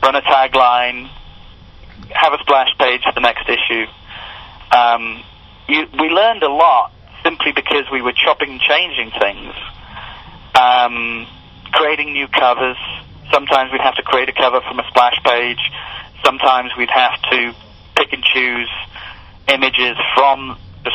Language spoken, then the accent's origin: English; United Kingdom; moved away as an adult; now in United States; I'm British